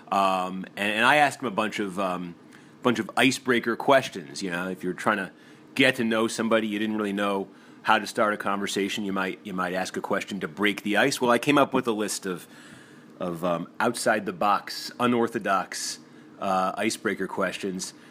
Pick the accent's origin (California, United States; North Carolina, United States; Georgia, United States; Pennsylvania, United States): North Carolina, United States; moved away as an adult; now in Washington, D.C., United States; I'm from North Carolina.